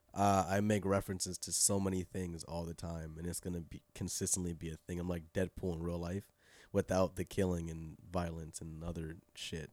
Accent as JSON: {"language": "English", "region": "California", "country": "United States", "tie": "born or raised there", "also_born_or_lived": "Inglewood / Pasadena / San Fernando Valley", "moved": "yes", "said": "Inglewood, then, like, Pasadena, uh, the Valley, for a long time"}